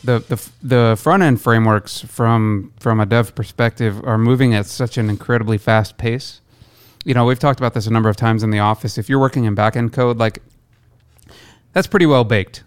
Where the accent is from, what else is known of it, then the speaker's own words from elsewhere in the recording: Midwest, United States; moved away; I'm from the Midwest originally